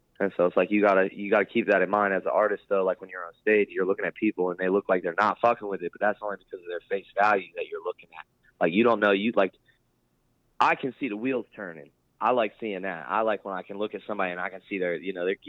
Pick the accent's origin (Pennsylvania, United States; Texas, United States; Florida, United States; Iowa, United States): Pennsylvania, United States; Lancaster; moved away as an adult; also born or lived in Louisiana; now in Greenville, United States; I'm from Lancaster, Pennsylvania